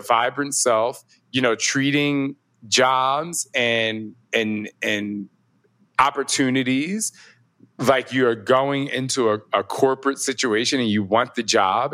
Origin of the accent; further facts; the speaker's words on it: New Jersey, United States; I'm from Jersey. I'm from the East Coast